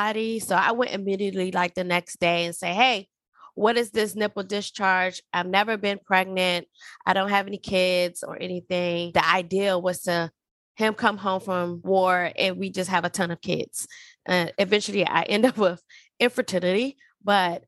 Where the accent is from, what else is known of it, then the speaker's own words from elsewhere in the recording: Washington, District of Columbia, United States; moved away as an adult; also born or lived in Alaska / Georgia; I'm originally from Washington, D.C.